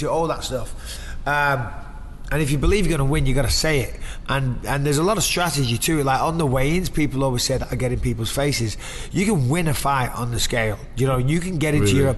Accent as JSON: {"language": "English", "region": "England", "country": "United Kingdom", "accent": "English", "moved": "as an adult", "lives_now": "California, United States", "said": "I'm the English guy fighting in America"}